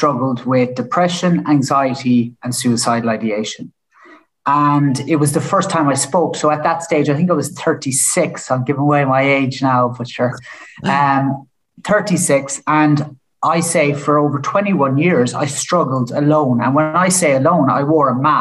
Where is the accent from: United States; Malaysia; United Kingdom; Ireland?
Ireland; Killarney, Munster; moved away; I'm from Killarney. Lucky enough to grow up in Killarney